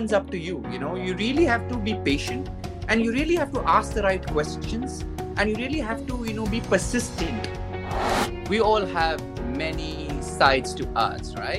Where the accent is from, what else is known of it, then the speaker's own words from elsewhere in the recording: Mumbai, Maharashtra, India; I was born in Mumbai